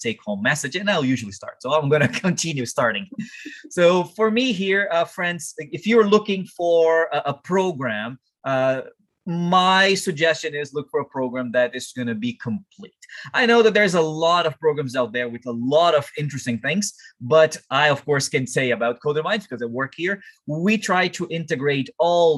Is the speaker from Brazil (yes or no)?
yes; Brazil; English is a second language; now in Canada; I'm from Brazil